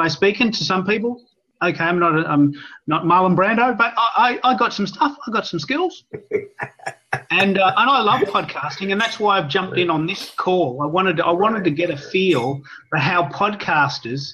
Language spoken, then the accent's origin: English; Australia; also born or lived in Melbourne, Australia; I'm an Aussie